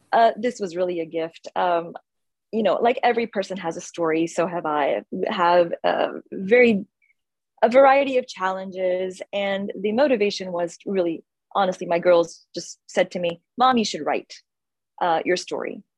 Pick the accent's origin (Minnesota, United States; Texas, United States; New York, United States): Texas, United States; Houston; moved away as an adult; also born or lived in India / Pune, India; the first 19 years of my life, I grew up here in Houston, Texas